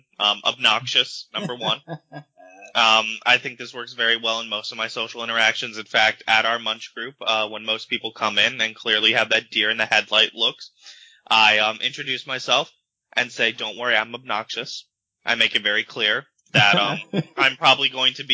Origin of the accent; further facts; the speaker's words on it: New York, United States; now in Pennsylvania, United States; I'm from New York.